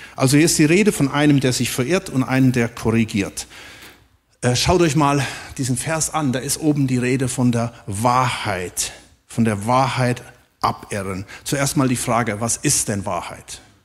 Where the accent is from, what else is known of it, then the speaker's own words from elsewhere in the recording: Germany; wir auch als Deutsche